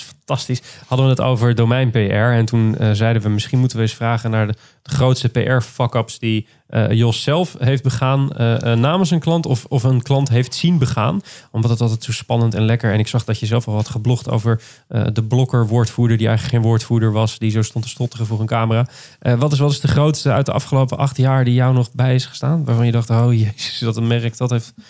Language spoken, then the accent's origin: Dutch; near Rotterdam, South Holland, Netherlands; Ik kom uit de buurt van Rotterdam oorspronkelijk